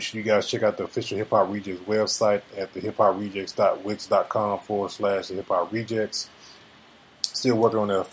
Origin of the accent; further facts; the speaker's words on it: the South, United States; I'm from the South